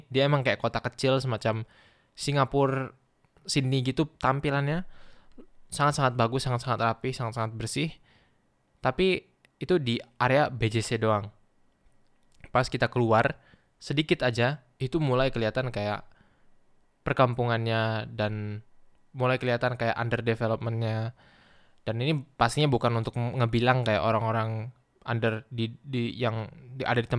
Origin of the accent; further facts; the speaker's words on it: Duri, Riau, Indonesia; Mungkin di sini bahkan lebih mirip sama sama vibe di sekitar kotaku di Duri